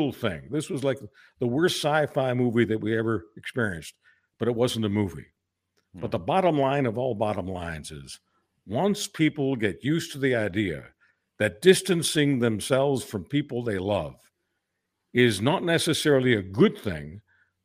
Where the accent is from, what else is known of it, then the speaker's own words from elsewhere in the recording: Canada; we're just Canadian lads